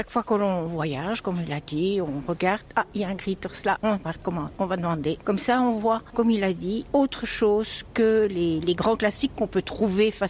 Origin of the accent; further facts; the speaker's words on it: Brussels, Brussels-Capital Region, Belgium; now in Antwerp, Belgium; moi je ne suis pas d'Anvers, moi je suis de Bruxelles. Je suis une importée.